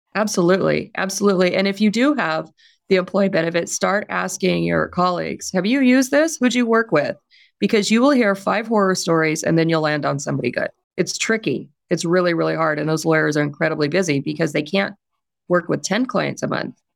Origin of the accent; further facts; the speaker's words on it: California, United States; I'm also from California